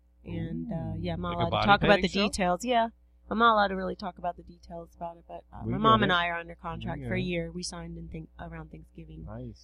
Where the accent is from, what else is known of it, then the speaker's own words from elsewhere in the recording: Randallstown, Maryland, United States; Randallstown, actually. Girl. Grew up in Randallstown.